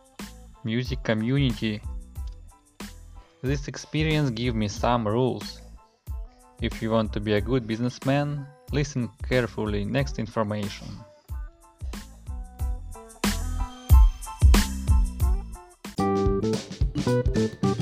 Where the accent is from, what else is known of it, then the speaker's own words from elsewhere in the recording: Russia; I'm from Russia